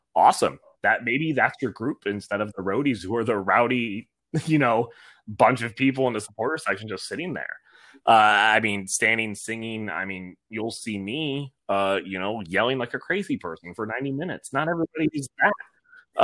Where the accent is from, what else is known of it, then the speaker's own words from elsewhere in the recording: Ann Arbor, Michigan, United States; now in Nashville, United States; being from Michigan, I'm from Ann Arbor, so I am University of Michigan all the way through